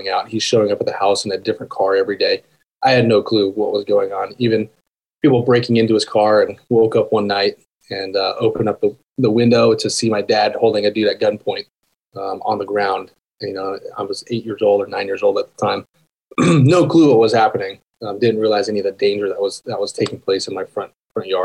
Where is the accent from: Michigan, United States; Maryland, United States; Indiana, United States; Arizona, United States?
Arizona, United States; Tucson; born or raised there; also born or lived in Aurora, Colorado; now in Whispering Pines, United States